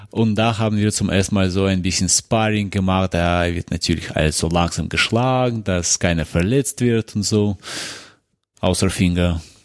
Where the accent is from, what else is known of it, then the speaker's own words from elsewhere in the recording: Moscow, Russia; moved away; ich komme aus Moskau, aus Russland